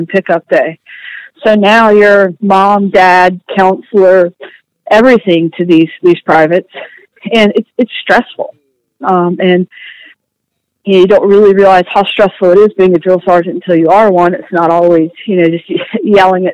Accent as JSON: {"language": "English", "region": "Virginia", "country": "United States", "tie": "born or raised there", "also_born_or_lived": "South Carolina", "said": "I grew up down in South Carolina and moved up to Virginia, where my family was from when I was about 10, and have been here and all over the United States since then"}